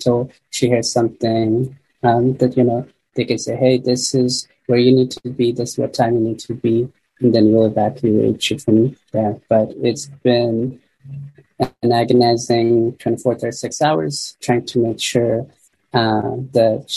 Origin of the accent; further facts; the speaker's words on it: Afghanistan; also born or lived in Pakistan; now in United States; I'm originally from Afghanistan